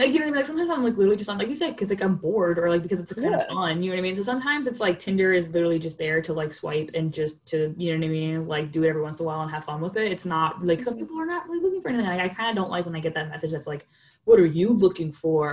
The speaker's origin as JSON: {"language": "English", "town": "New York City", "region": "New York", "country": "United States", "tie": "born or raised there", "moved": "yes", "said": "growing up in New York"}